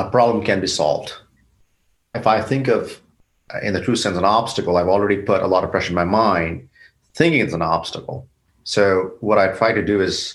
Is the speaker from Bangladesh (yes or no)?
yes; Bangladesh; now in United States; South Asia, where I grew up in Bangladesh